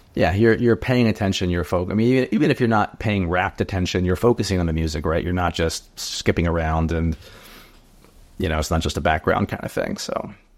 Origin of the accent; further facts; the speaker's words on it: New Jersey, United States; I'm from Jersey. I grew up in Jersey